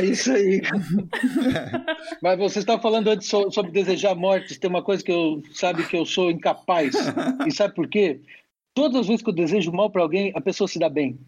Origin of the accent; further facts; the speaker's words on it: Brazil; eu sou brasileiro